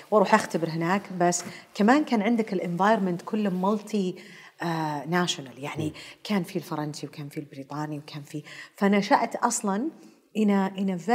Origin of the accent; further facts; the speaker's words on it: Karachi, Sindh, Pakistan; آه، تحديدا في كراتشي عشان كذا تسولفين